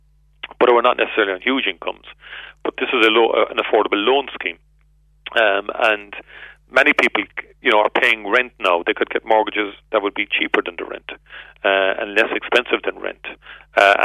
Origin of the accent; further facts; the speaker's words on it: Cork, Munster, Ireland; when I grew up in Turner's Cross, it was the credit union we went to for a house extension